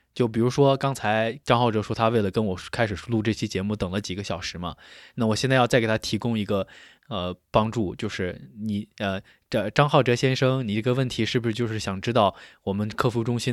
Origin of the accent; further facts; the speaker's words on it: China; 就相当于嗯我们中国人的身份证号儿